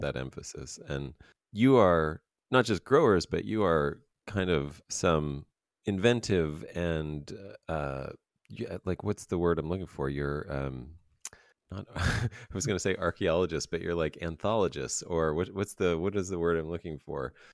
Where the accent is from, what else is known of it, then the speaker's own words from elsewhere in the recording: Pennsylvania, United States; I'm from Pennsylvania as well